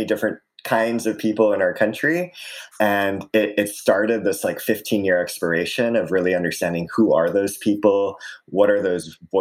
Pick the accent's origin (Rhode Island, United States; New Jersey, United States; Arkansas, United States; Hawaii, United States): Hawaii, United States; Aiea; So I grew up in Hawaii in a small town called Aiea.